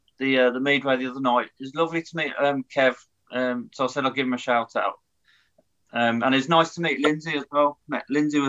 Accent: Birmingham, West Midlands, United Kingdom; moved away as an adult; now in Coventry, United Kingdom; Harborne, at the women's hospital. Yeah, yeah. I moved to Coventry in 2006.

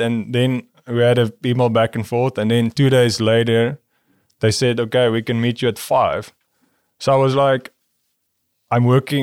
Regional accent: South Africa; moved away; the people I grew up with in South Africa

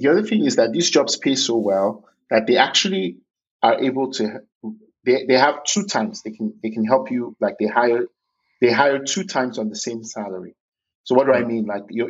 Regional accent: Lagos, Nigeria; I was born in Lagos University Teaching Hospital

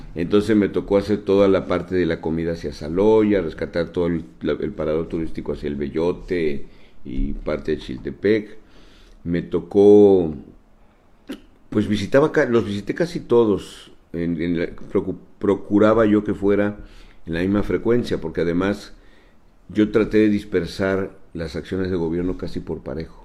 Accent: Tabasco, Mexico; todos somos tabasqueños

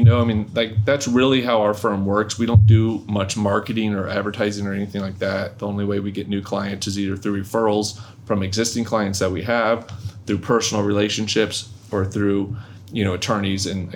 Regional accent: North Florida, United States; moved away; I wasn't from down here. I was originally from North Florida

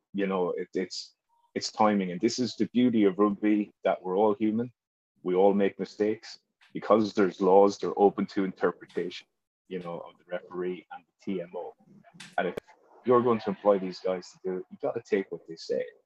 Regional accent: Ireland; being Irish

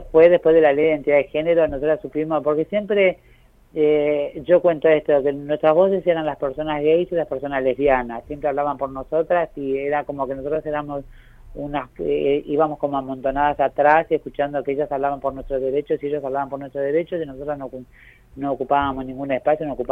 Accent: Avellaneda, Buenos Aires Province, Argentina; Yo soy de Avellaneda, pero ahí empecé mi territorio

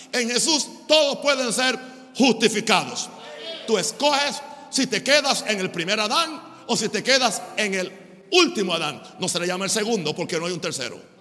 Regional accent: United States; en mi país, Estados Unidos

